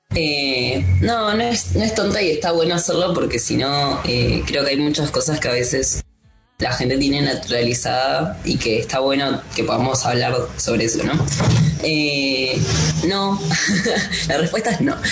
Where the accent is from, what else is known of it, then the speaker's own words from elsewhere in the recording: Morón, Buenos Aires Province, Argentina; Yo tuve que ir al municipio de Morón. Ahí vas y decís como, bueno, yo nací, me registraron acá